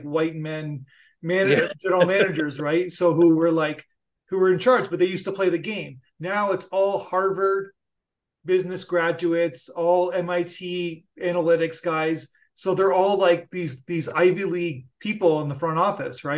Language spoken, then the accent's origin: English; Niagara region, Ontario, Canada; also born or lived in Toronto; I grew up in Niagara region, Buffalo